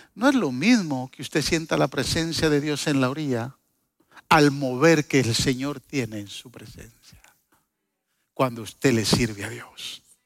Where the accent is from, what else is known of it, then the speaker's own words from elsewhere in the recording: Guatemala; yo soy chapín